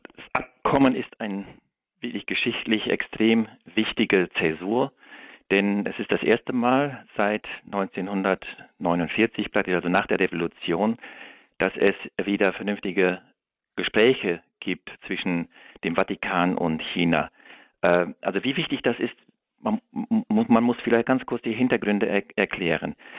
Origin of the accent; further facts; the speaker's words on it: Germany; als Deutscher